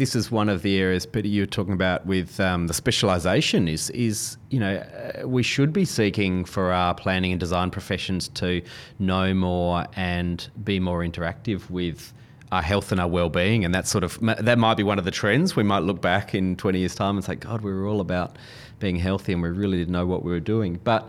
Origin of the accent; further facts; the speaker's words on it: Adelaide, South Australia, Australia; now in Melbourne, Australia; And I'm not a Melbournean. I grew up in Adelaide, live in Melbourne now.